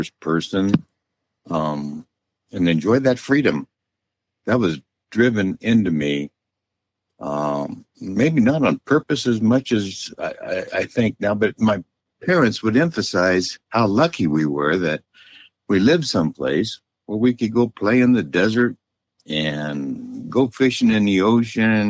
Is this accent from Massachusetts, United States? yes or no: no; Southern California, United States; also born or lived in Oregon / Los Angeles / San Diego / Eureka, California; Well, I was born in Oregon, but my dad only stayed there a couple of years because he found a job in L.A., so we moved to Southern California when I was just a young kid, but almost a baby still, but mostly Southern California is my, you know, what I call home